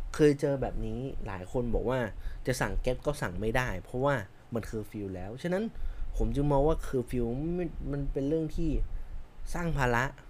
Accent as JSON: {"language": "Thai", "region": "Chiang Mai", "country": "Thailand", "moved": "yes", "said": "ผมเป็นคนเชียงใหม่"}